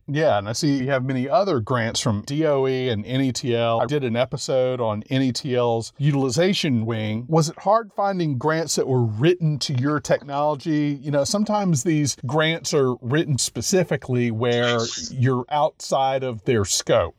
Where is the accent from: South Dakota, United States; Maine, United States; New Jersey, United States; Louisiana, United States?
Louisiana, United States; I'm from Louisiana.